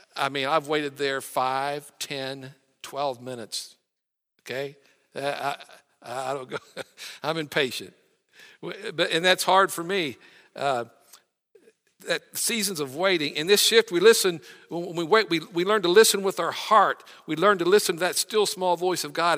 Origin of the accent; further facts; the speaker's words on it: West Virginia, United States; I'm from West Virginia